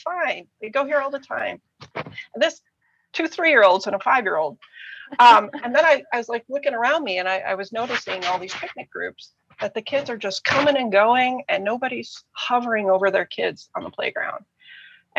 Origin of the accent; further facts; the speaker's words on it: United States; moved away as an adult; also born or lived in Germany; We're American